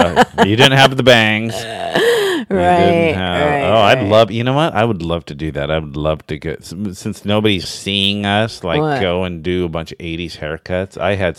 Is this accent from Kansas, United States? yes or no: yes; Kansas, United States; I'm from Kansas and she just told me to suck it.